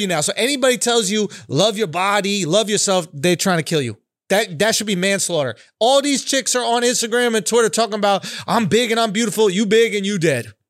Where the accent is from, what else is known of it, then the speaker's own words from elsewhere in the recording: New York City, New York, United States; I'm born and raised in Manhattan